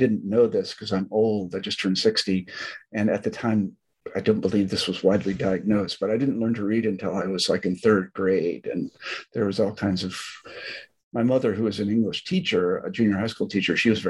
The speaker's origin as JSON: {"language": "English", "region": "Kansas", "country": "United States", "tie": "born or raised there", "also_born_or_lived": "Alabama / Iowa", "moved": "yes", "said": "I was born in Alabama on a military base. My dad was in the Army, and we moved to Kansas, and I grew up in Kansas"}